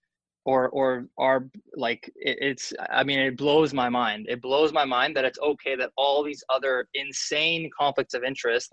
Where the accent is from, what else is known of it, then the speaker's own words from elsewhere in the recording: Canada; as a Canadian